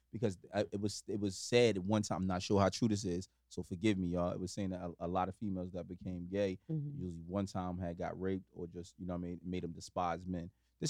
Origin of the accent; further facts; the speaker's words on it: Irvington, New Jersey, United States; I'm from Irvington.